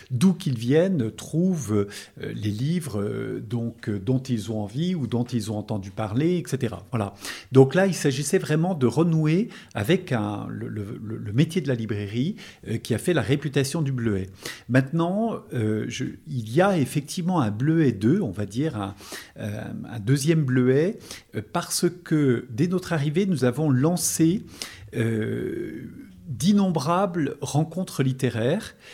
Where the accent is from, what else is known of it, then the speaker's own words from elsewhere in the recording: Lyon, Auvergne-Rhône-Alpes, France; nous ne sommes pas du métier, nous venons de Lyon, et par contre nous connaissions bien la région